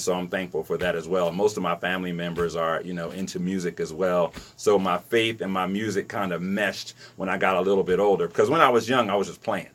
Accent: Trenton, New Jersey, United States; I grew up in Trenton.

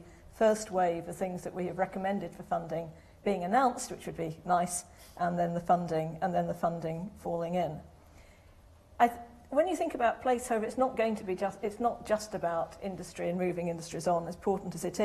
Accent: Stoke-on-Trent, West Midlands, United Kingdom; moved away; every time I go back to my hometown, which most of you will know is Stoke-on-Trent

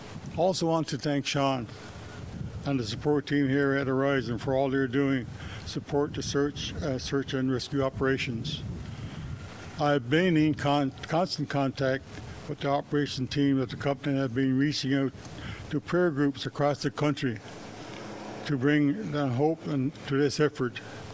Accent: Miawpukek First Nation, south coast of Newfoundland, Newfoundland and Labrador, Canada; I'm from the Mabuki First Nation and on the south coast of Newfoundland.

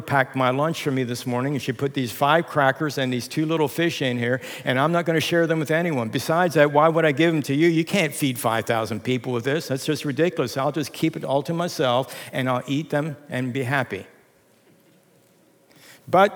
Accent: Lancaster County, Pennsylvania, United States; moved away as an adult; now in Reading, United States; growing up in Lancaster County

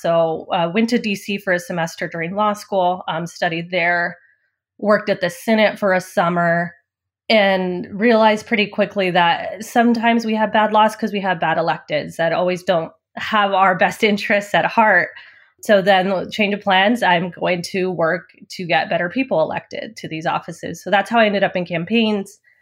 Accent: Liberal, Kansas, United States; also born or lived in San Angelo, Texas; we moved to rural Kansas, liberal Kansas, when I was about ten years old. So that's where I spent, you know, most of my growing up years

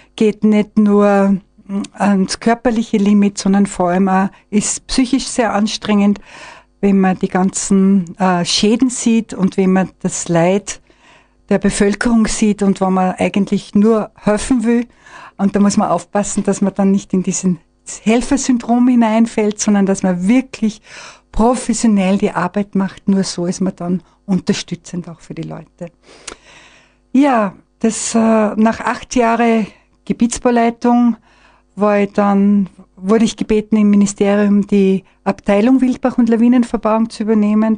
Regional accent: Mosheim, Tyrol, Austria; moved away as an adult; also born or lived in Vienna; Also ich bin äh, in Mosheim geboren, bin in Steinach ins Gymnasium gegangen

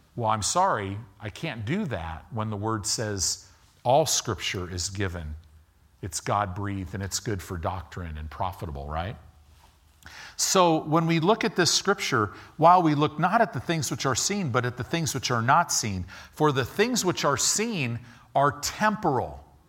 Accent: Illinois, United States; moved away; also born or lived in Southern California; I grew up in Illinois.

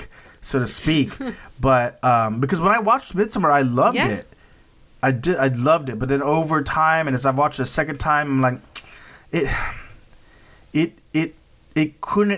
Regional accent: United States; as an American

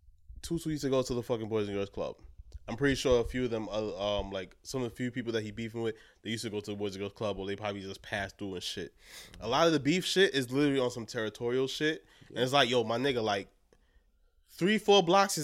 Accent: New York City, New York, United States; we're all from Brooklyn

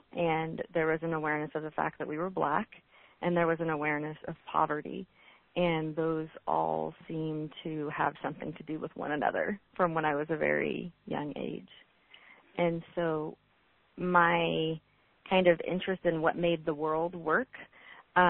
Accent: Oroville, California, United States; I grew up in Oroville, which is in Northern California

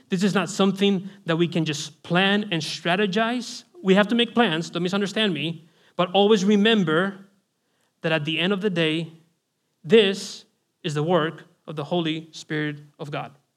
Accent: Spain; I'm from Spain, Roman Catholicism

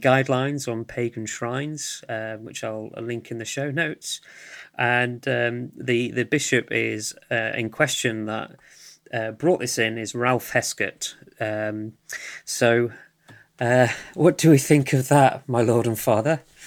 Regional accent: United Kingdom; I'm from the U K, if you, you cannot tell by my accent

